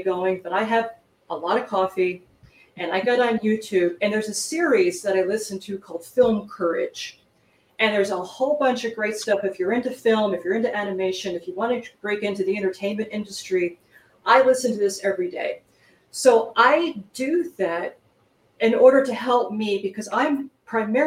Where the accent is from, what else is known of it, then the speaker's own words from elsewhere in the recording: New Jersey, United States; now in Tucson, United States; I'm from Tucson, Arizona, but originally from New Jersey.